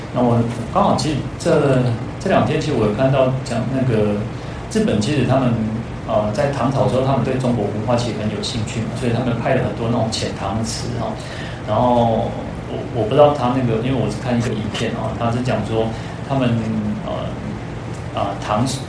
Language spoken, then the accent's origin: Chinese; Taiwan; 我们台湾人